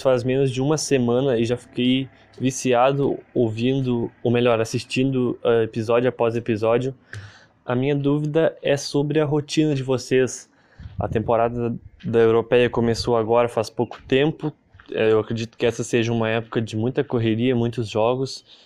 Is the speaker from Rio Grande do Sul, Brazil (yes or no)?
yes; São Lourenço do Sul, Rio Grande do Sul, Brazil; eu sou de São Lourenço do Sul, no Rio Grande do Sul